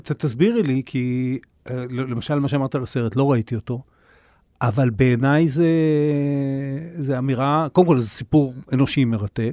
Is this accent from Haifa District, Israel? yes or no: yes; Kiryat Bialik, Haifa District, Israel; אני גדלתי בקריות, אה, בקריית ביאליק